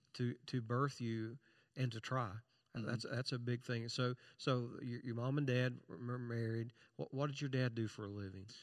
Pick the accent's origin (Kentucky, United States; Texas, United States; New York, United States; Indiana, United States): Kentucky, United States; I'm from Kentucky